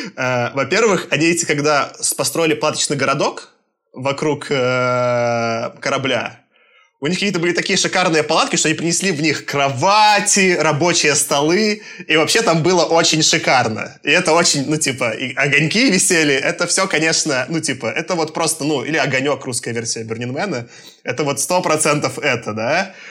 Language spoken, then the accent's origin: Russian; Belarus; moved away; also born or lived in Moscow, Russia; Я, получается, я родился в Советском Союзе в 88 году. Я даже застал. А рос я вот в этой ужасной лукашенковской Беларуси